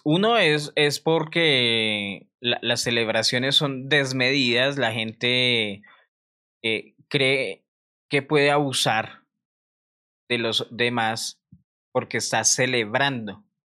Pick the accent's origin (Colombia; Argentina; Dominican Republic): Colombia; todos los colombianos que hemos viajado